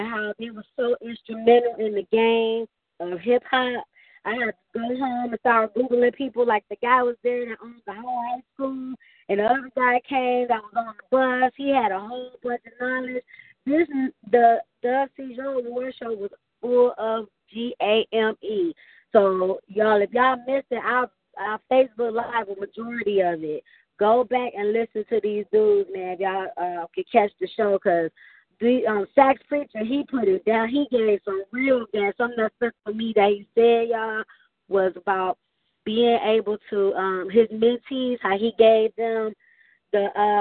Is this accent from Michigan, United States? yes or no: yes; Flint, Michigan, United States; the city of Flint, my hometown